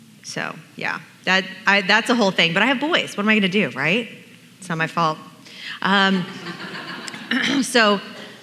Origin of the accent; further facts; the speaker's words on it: Portland, Oregon, United States; moved away; I grew up in Portland, Oregon, and the little hippie darling of the forest